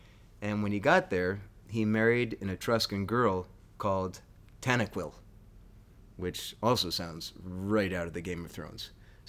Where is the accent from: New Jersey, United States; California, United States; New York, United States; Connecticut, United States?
Connecticut, United States; That's about the size of the town I grew up in Connecticut.